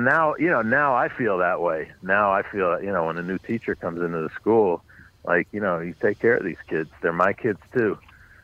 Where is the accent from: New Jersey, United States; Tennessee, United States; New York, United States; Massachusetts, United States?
New York, United States; New York City; born or raised there